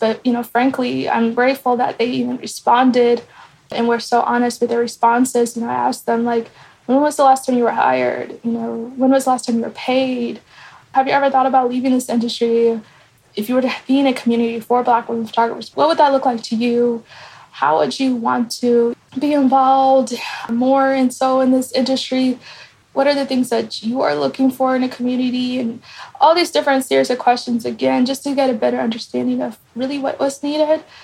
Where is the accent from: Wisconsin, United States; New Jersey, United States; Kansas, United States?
Kansas, United States; also born or lived in Nairobi, Kenya; I grew up in Kansas, Topeka, and Lawrence.